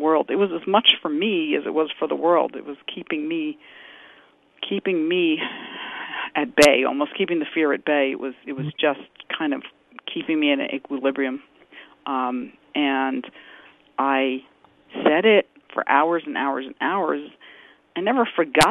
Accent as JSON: {"language": "English", "town": "New York City", "region": "New York", "country": "United States", "tie": "born or raised there", "also_born_or_lived": "Boston area", "moved": "yes", "said": "I grew up in New York City. I was born in New York, and then I moved to the Boston area after living other places"}